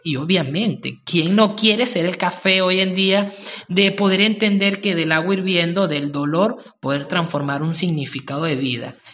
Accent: Venezuela; Somos buenos los venezolanos en eso

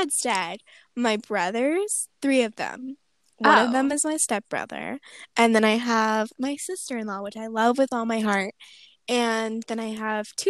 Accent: United States

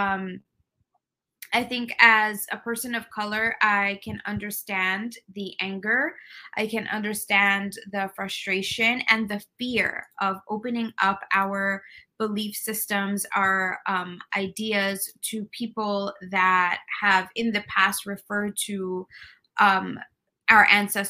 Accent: New York City, New York, United States; I am Mexican American. I was born and raised in New York City

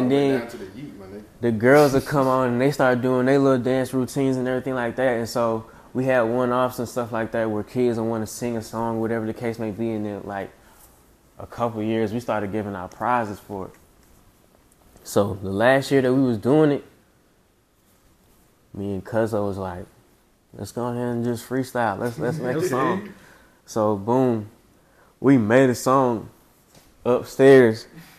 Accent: Decatur, Georgia, United States; So like anywhere from like Wesley Chapel all the way to like Browns Mill is where I grew up at. And then I kind of like spent a couple of times like really throughout DeKalb County. So I'm a product of DeKalb County.

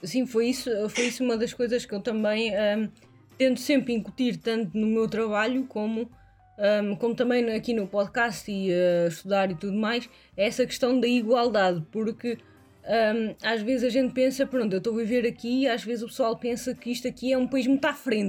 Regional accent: Portugal; now in Hesse, Germany

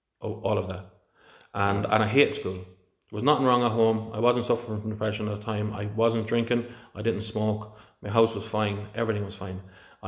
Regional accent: India; born there; Listen, if I was born in Pakistan, I wouldn't be learning about Jesus. I was born in India.

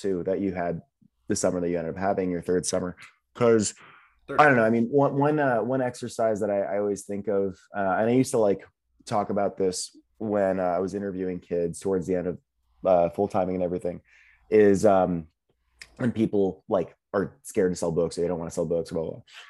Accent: Florida, United States; I'm from Florida

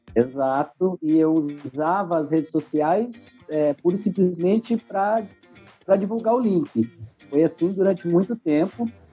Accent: Brazil; nós brasileiros

